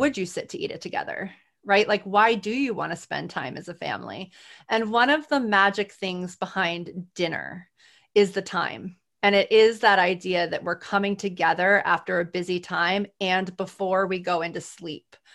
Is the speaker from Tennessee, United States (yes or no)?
no; New Orleans, Louisiana, United States; I'm from New Orleans